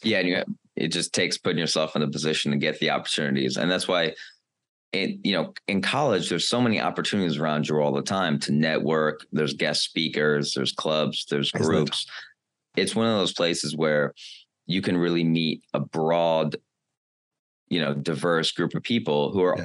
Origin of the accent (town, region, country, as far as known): United States